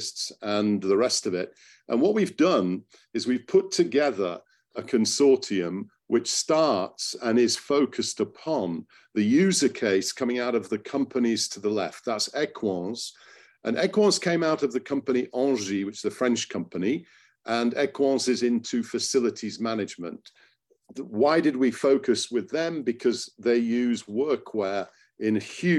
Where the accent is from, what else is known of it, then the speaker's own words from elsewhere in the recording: Hull, Yorkshire and the Humber, United Kingdom; moved away as an adult; also born or lived in Cottingham; came back to my hometown of Hull a few years ago